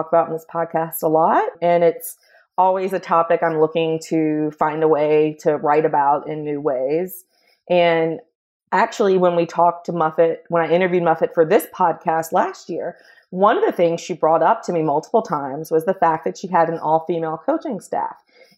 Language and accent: English; Greensboro, North Carolina, United States; moved away; now I'm in Greensboro. So this is my hometown